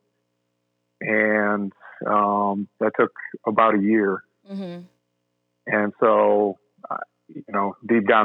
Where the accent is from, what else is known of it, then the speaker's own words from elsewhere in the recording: New York, United States; moved away; also born or lived in South Carolina; I was actually living in South Carolina at the time, and I'm originally from New York